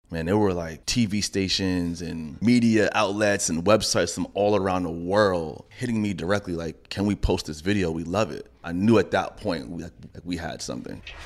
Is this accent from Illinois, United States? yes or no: no; New York City, New York, United States; I grew up in Laurelton